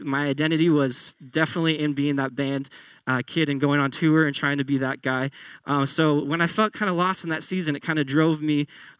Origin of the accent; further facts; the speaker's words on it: Tualatin, Oregon, United States; also born or lived in Grants Pass / Salem; I went to high school in Tualatin, which is just south of Portland. I was born in Grants Pass. We lived in Salem for a while